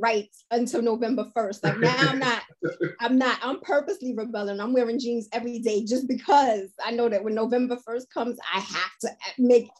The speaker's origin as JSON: {"language": "English", "town": "New York City", "region": "New York", "country": "United States", "tie": "born or raised there", "said": "I grew up in Harlem where we had all types of vacant lots"}